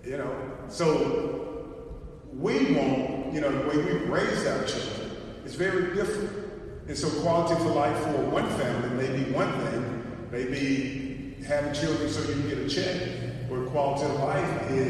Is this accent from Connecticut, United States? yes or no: no; Arkansas, United States; I'm from Arkansas